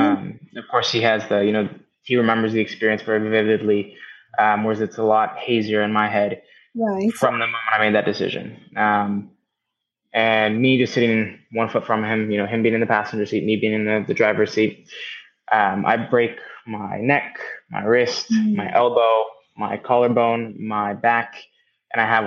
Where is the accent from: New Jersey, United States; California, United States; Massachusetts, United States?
California, United States; the Bay Area, Northern; also born or lived in Marin County, California; I am originally from Northern California, the Bay Area to be exact. I grew up there kind of in the bubble of what was normal